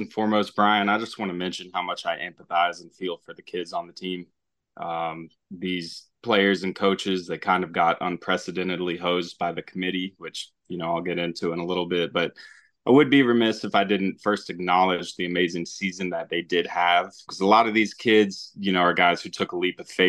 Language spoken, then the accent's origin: English; Tallahassee, Florida, United States; I grew up in Tallahassee, going to all the home games